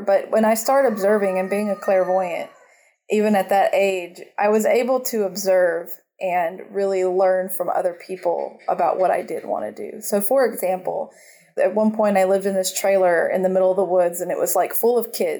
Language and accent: English; North Carolina, United States; also born or lived in Georgia; now in Costa Rica; I grew up in North Carolina and a little bit in Georgia